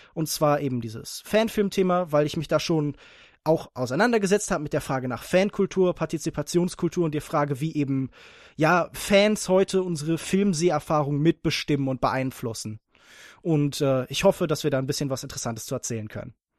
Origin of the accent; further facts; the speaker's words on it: Heidelberg, Baden-Württemberg, Germany; ich komme aus Heidelberg und studiere dort Politikwissenschaften und VWL